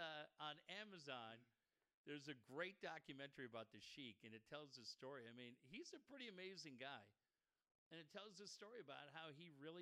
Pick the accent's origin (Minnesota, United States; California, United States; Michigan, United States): California, United States; Encinitas; the guys that I grew up with too in Encinitas